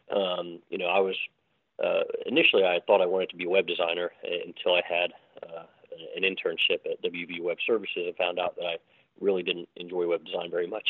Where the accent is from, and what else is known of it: Morgantown, West Virginia, United States; born or raised there; also born or lived in London, England